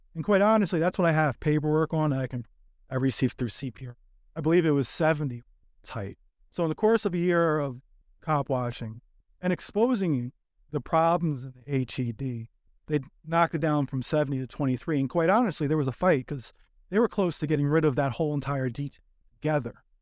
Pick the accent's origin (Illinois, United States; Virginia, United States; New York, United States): New York, United States; now in Los Angeles, United States; I'm originally from New York